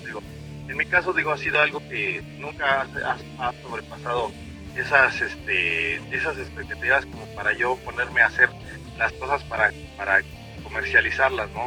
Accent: Mexico; Somos, estamos en México, somos eh, músicos mexicanos, somos en español.

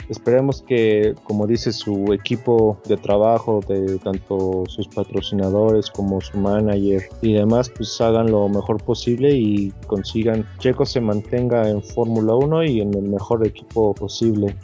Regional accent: Mexico; latinos y mexicanos

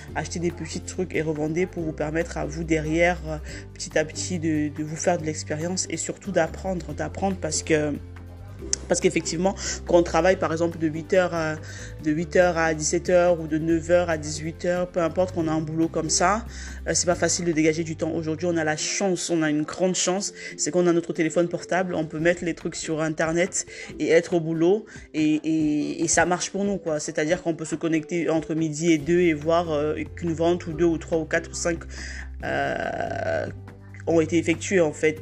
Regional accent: Cameroon; now in France; je suis née au Cameroun

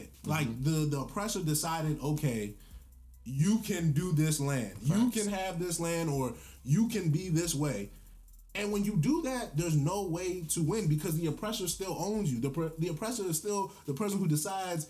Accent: United States; we're all from America, we all live in America

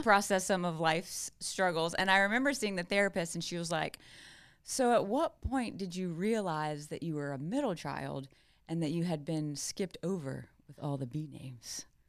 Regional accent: South Carolina, United States; I grew up in South Carolina.

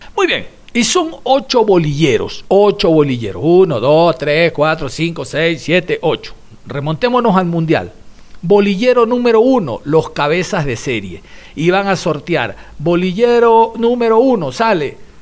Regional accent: Ecuador

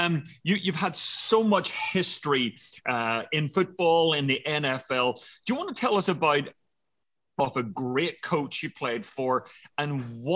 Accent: Ireland; I'm an Irishman, married to a French woman

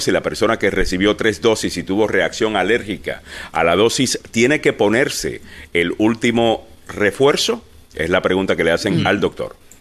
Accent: Puerto Rico; yo soy puertorriqueño

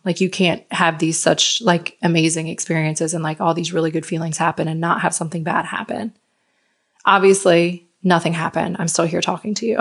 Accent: United States; moved away as an adult; now in France; I'm American

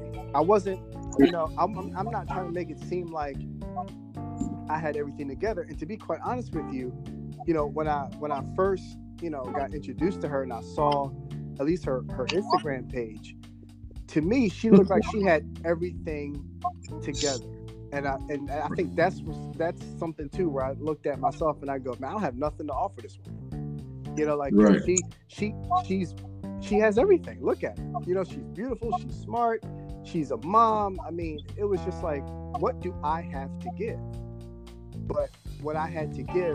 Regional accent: Philadelphia, Pennsylvania, United States; Northeast. Yeah, I went to Frankfort.

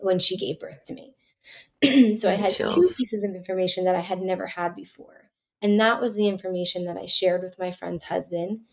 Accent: New Jersey, United States; also born or lived in New York City; I grew up in New Jersey

